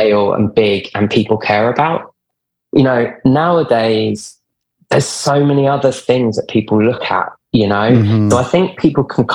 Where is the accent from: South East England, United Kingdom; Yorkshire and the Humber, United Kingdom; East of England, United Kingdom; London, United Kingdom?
London, United Kingdom; moved away as an adult; now in New York, United States; I'm based in New York now, but I used to, you can probably tell I'm from London originally